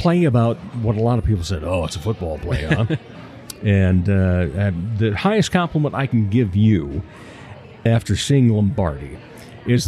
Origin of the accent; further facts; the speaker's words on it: Rock Rapids, Iowa, United States; moved away as an adult; also born or lived in Colorado; now in Sioux Falls, United States; I grew up down in Rock Rapids